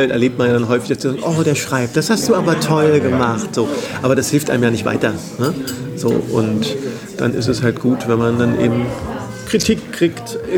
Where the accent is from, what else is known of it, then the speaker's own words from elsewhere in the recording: Berlin, Germany; Ich bin richtiger Berliner, ja.